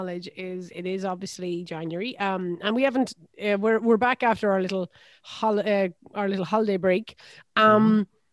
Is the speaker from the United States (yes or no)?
no; Ireland; I am an Irish person